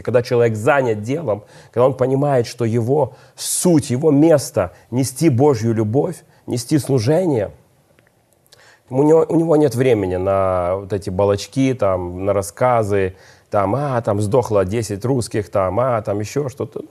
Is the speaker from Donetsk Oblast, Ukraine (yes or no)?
no; Odesa, Odesa Oblast, Ukraine; я одессит